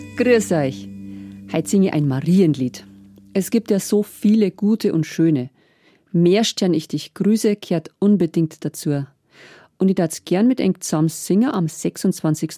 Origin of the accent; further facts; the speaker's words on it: Hurb, Bavaria, Germany; In Hurb, in meinem Heimatdorf